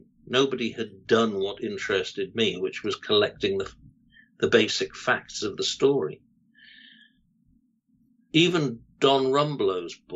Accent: Cardiff, Wales, United Kingdom; I was born and bred in Cardiff

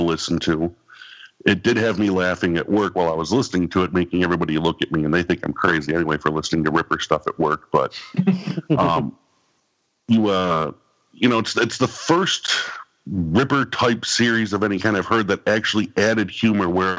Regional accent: New York, United States; I'm a New Yorker, so I talk as fast as Carol

